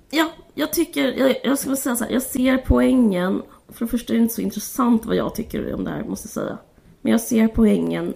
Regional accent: Simrishamn, Skåne, Sweden; jag bodde utanför Simrishamn

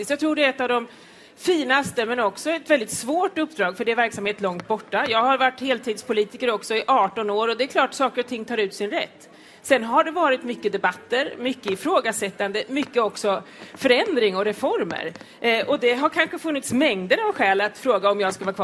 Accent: Östergötland, Sweden; Jag kommer från Östergötland och har en plats i riksdagen.

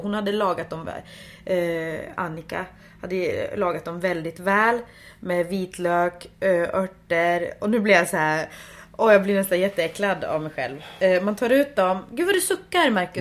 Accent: Finland; Jag är ju finsk

